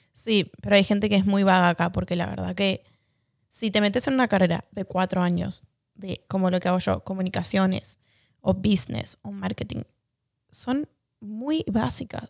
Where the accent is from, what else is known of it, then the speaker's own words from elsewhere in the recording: Argentina; moved away; para nosotros como argentinos